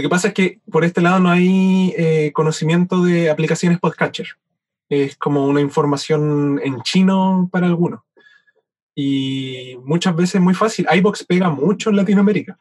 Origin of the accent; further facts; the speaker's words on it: Chile; now in Valdivia, Chile; siendo chileno